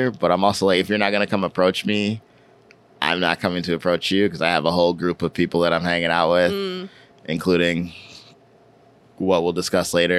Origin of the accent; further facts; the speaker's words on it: United States; I'm from America